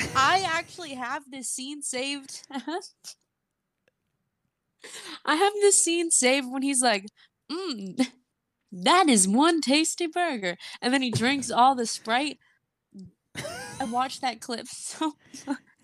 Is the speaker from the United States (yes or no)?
yes; Georgia, United States; moved away; I grew up in Georgia and we did not have Bojangles.